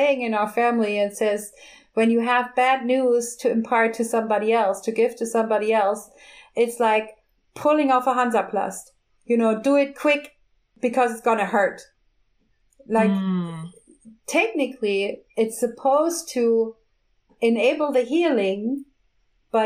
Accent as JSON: {"language": "English", "region": "southwest Germany", "country": "Germany", "accent": "southwest German", "said": "my local accent from the southwest of Germany"}